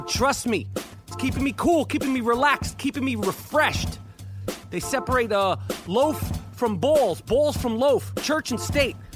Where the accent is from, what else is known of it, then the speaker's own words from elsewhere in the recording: New York, United States; I'm from New York